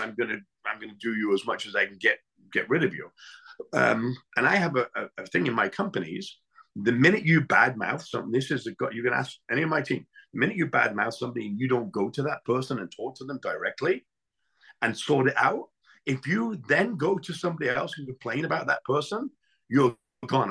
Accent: England, United Kingdom; now in United States; I grew up in England

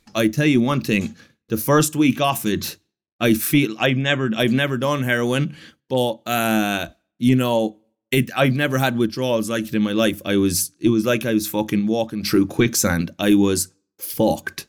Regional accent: Ireland; I'm Irish

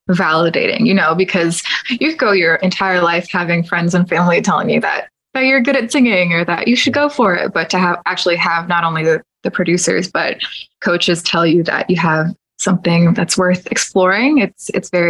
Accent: Orlando, Florida, United States; I'll just say I'm from Orlando

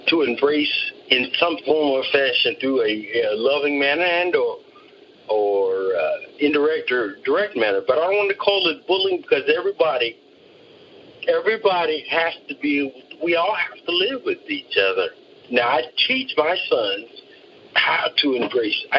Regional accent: San Diego, California, United States; I grew up in San Diego

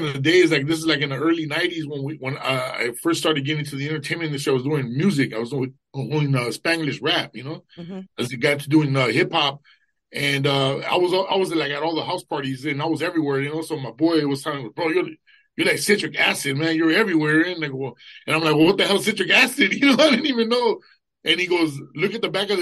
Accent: Los Angeles, California, United States; East LA, Boyle Heights

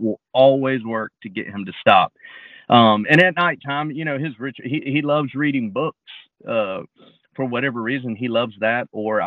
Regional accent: North Carolina, United States; I was from North Carolina

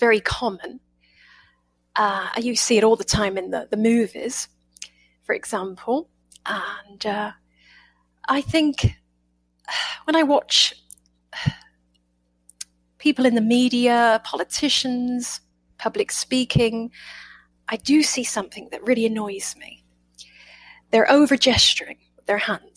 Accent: United Kingdom; accent: British; now in United States

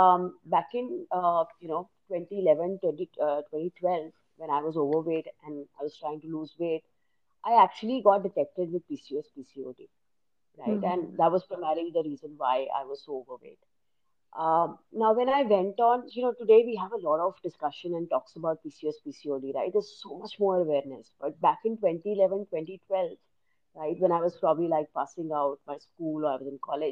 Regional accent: India; as an Indian

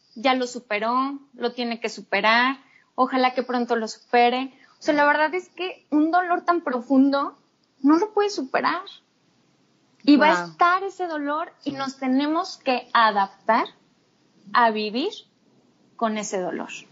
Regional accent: Torreón, Coahuila, Mexico; also born or lived in United Kingdom; soy de Torreón

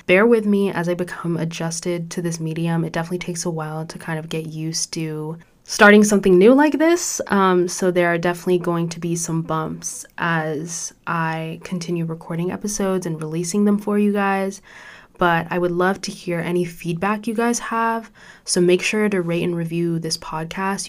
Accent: Orange County, California, United States; born or raised there; also born or lived in Chicago suburbs, Illinois / Mauritania (ancestry)

